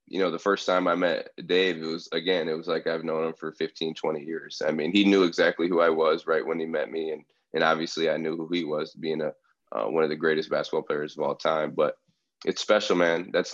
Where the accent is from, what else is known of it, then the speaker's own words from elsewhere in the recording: Bay City, Michigan, United States; moved away as an adult; So I'm originally from Michigan, Bay City, Michigan.